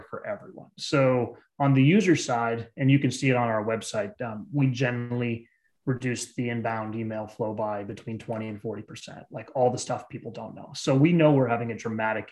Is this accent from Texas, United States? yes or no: no; Bay Area, California, United States; also born or lived in East Coast / Eastern Europe; I grew up in the Bay Area.